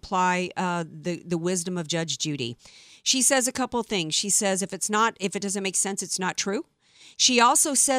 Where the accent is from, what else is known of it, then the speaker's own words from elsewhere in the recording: Louisiana, United States; Louisiana, my home state